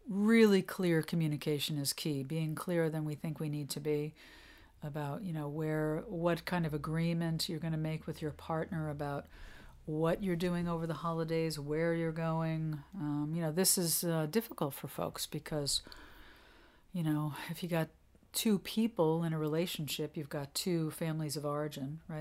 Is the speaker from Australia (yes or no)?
no; New York, United States; moved away as an adult; now in New England, United States; I'm a New Yorker. I'm not a New Englander. I mean, I you know I lived in New York till I was forty, so I consider myself a New Yorker